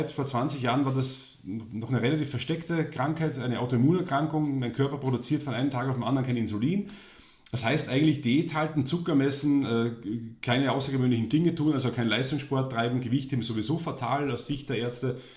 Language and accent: German; Austria; born there; Deswegen war er für mich als gebürtiger Österreicher der Held.